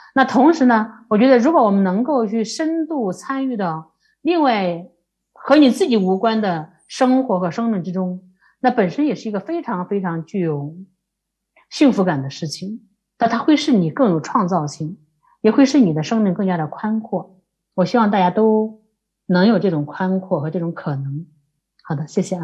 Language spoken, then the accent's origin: Chinese; Liangzhuang, Henan, China; moved away; 它就是我的故乡